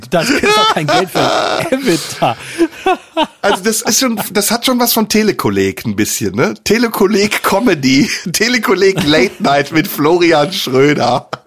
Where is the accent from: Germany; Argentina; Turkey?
Turkey; werde ich als Türke eigentlich nicht eingeladen bei dir?